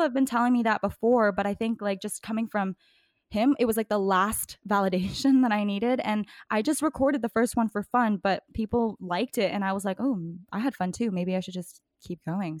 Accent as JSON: {"language": "English", "region": "East Coast", "country": "Canada", "accent": "East Coast", "moved": "yes", "lives_now": "Vancouver, Canada", "said": "when I first moved to Vancouver, I think it's just, like, my East Coast accent"}